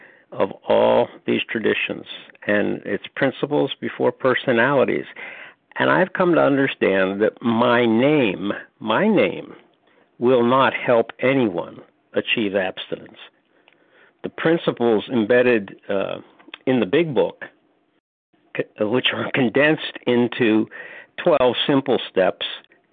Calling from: North Carolina, United States; This is …, recovered compulsive eater from North Carolina.

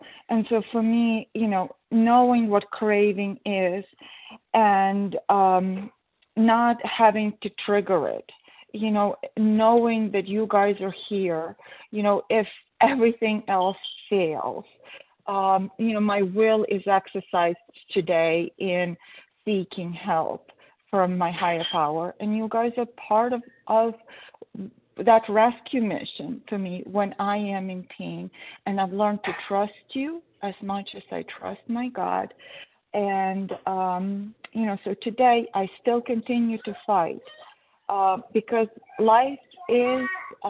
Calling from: Connecticut, United States; Oh, it's B, as in boy, and I'm in Connecticut.

